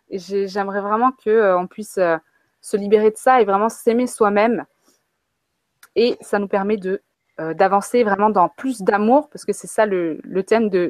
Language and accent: French; France; also born or lived in Africa; j'ai grandi en Afrique et j'ai grandi en France euh, alternativement dans ma vie